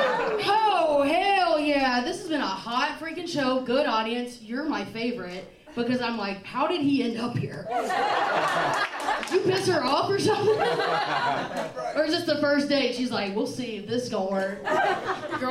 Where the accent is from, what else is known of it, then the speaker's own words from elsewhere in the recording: Nashville, Tennessee, United States; I'm from Nashville. We ride horses